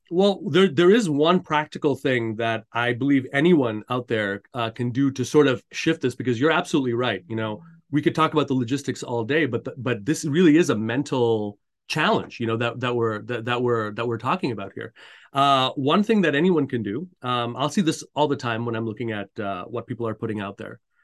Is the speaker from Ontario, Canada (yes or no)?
no; Montreal, Quebec, Canada; I, I grew up in Montreal, uh, Canada.